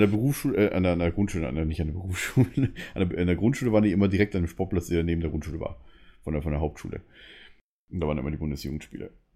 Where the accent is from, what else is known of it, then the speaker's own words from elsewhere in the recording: Munich, Bavaria, Germany; als Münchner ist man dann halt, sage ich mal, ein bisschen anders